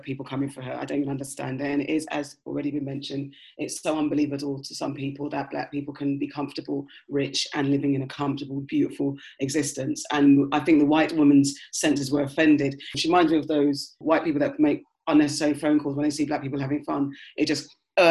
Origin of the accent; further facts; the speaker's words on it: Mitcham, London, United Kingdom; now in West London, United Kingdom; I grew up in Mitcham as well